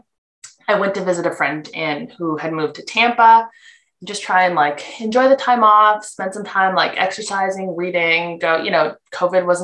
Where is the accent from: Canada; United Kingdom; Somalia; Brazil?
Canada; moved away as an adult; now in United States; I'm Canadian. I moved to the States in 2018